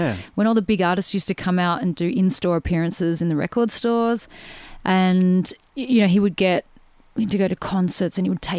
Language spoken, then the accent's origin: English; Australia; also born or lived in Sydney; now in Melbourne, Australia; Melbourne based. I grew up in Melbourne and Sydney. So I moved to Sydney.